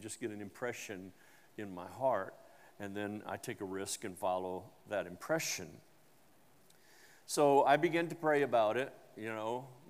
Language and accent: English; Tennessee, United States; and I'm from Tennessee, and I guarantee you there'll be a jubilee in 23.